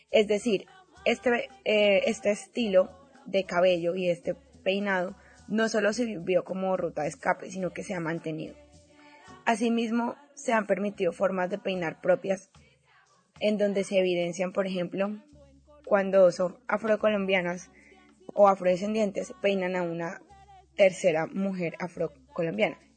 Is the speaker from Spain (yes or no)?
no; Colombia; decirle a todas las chicas colombianas que nos escuchan que en este momento tan difícil que se vive en mi país es más que necesario que nos apoyemos